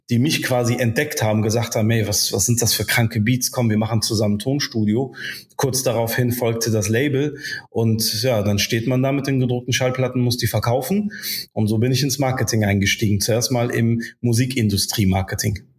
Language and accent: German; Bonn, North Rhine-Westphalia, Germany; German is a second language; also born or lived in Casablanca, Morocco; bin äh, gebürtiger Marokkaner in Casablanca geboren, bin dann als Baby in das schöne äh, Regierungsviertel nach Bad Godesberg bekommen äh, gekommen, weil meine Eltern äh, beruflich äh, da zu tun hatten. Und dann bin ich hier aufgewachsen